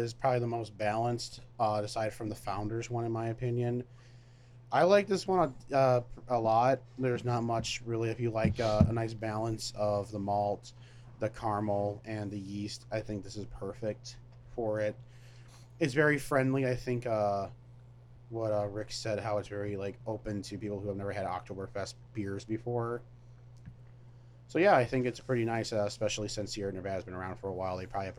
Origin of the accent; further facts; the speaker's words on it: Ireland; Because I'm Irish.